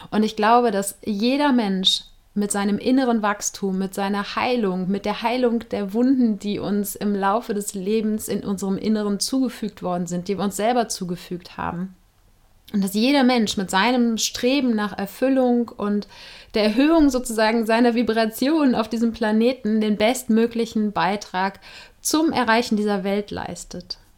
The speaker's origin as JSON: {"language": "German", "town": "Cologne", "region": "North Rhine-Westphalia", "country": "Germany", "said": "inzwischen 40 Jahre alt. Ich komme aus Köln, wo ich im Moment auch wieder mal bin."}